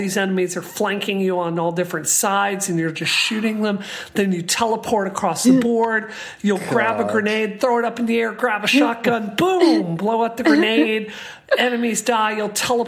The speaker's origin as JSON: {"language": "English", "region": "Mississippi", "country": "United States", "tie": "born or raised there", "said": "I grew up in Mississippi"}